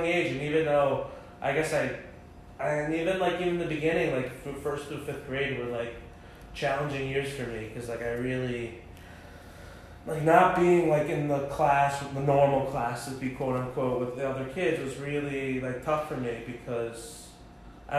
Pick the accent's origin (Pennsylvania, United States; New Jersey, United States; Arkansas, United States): New Jersey, United States; Englewood; I grew up with David in Englewood, New Jersey